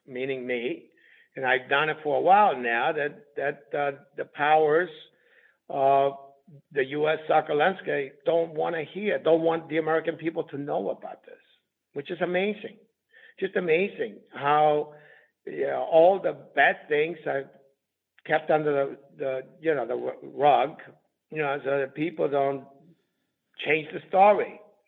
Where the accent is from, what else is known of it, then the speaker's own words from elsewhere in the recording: Southern Italy, Italy; I come from Southern Italy